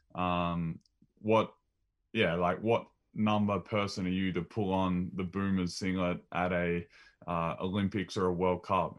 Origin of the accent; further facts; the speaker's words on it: Maryborough, Victoria, Australia; growing up in Maryborough, shooting hoops with mum and dad rebounding